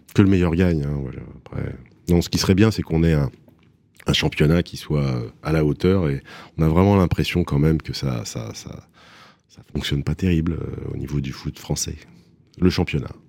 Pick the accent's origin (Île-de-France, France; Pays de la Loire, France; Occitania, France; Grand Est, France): Île-de-France, France; Paris; je suis parisien, je suis né à Paris. Euh, je suis un marcheur de Paris, je marche beaucoup. Je marchais beaucoup avec mon père quand j'étais petit. Et voilà, donc euh, Paname, c'est vraiment l'endroit où j'ai grandi